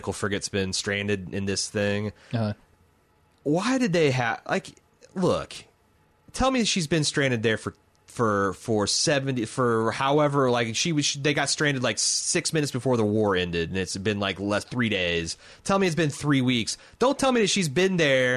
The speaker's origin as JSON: {"language": "English", "country": "United States", "said": "as an American"}